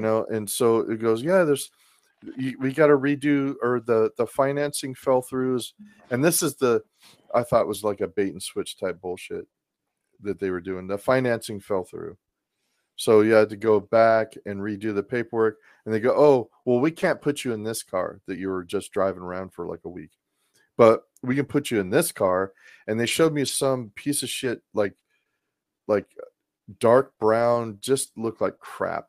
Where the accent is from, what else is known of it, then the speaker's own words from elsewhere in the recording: Portland, Oregon, United States; moved away; I grew up in Portland, Oregon